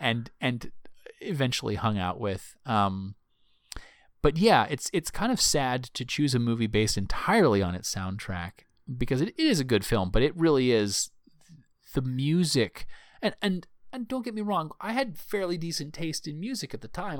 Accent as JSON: {"language": "English", "town": "Myrtle Beach", "region": "South Carolina", "country": "United States", "tie": "born or raised there", "said": "I grew up in Myrtle Beach, South Carolina"}